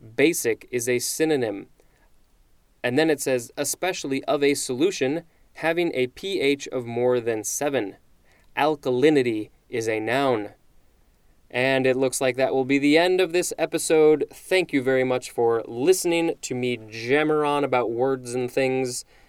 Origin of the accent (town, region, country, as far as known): United States